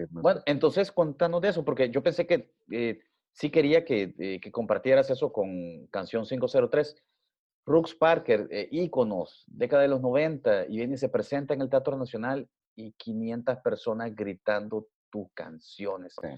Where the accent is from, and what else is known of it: El Salvador